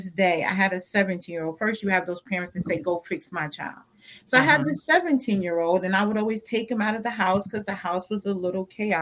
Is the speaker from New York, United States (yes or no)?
yes; New York, United States; I grew up in New York. I grew up in the projects is what we call them here.